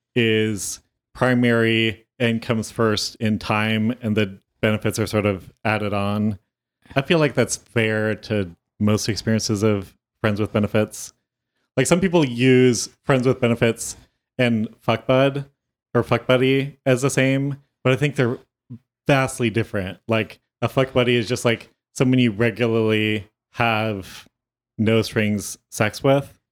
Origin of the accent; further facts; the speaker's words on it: Modesto, California, United States; now in Los Angeles, United States; my hometown